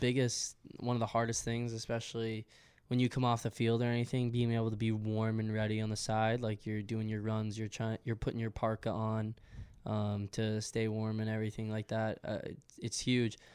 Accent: Westwood, Massachusetts, United States; moved away as an adult; now in Philadelphia, United States; I'm from Westwood, Massachusetts.

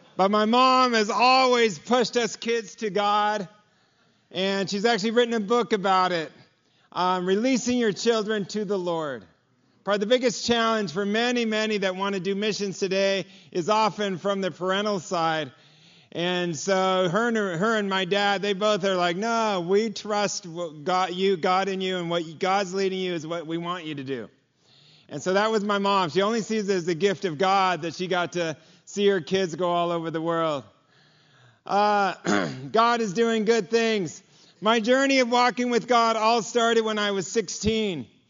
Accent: Los Angeles, California, United States; I'm from Los Angeles. I grew up, my dad was a carpenter

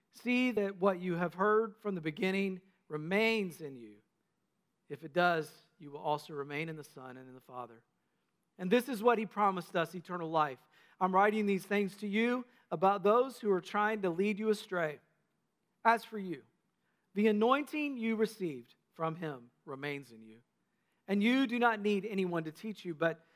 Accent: North Carolina, United States; When I was a kid growing up in North Carolina, my papaw and mamaw owned a nursing home that they started

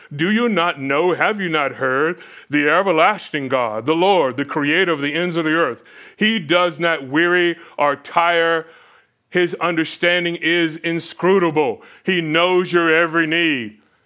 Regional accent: Florida, United States; growing up in Florida

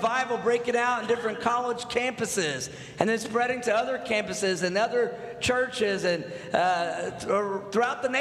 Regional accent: North Texas, United States; I'm from Texas. I grew up in North Texas. I live in Fort Worth, Texas right now, but I'm the first Texan in my family

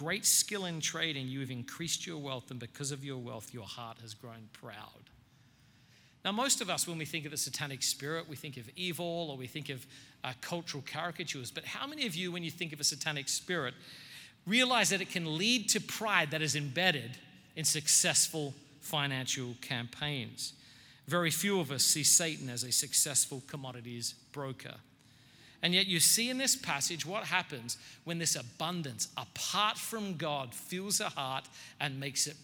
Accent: Australia; now in United States; I'm not a self-righteous Australian

